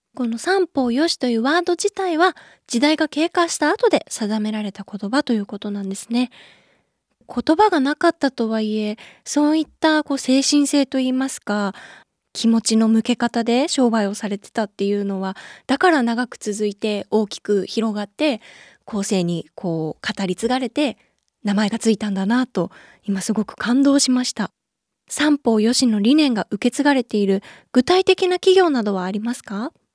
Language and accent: Japanese; Chiba, Japan; 私千葉県なんですけれども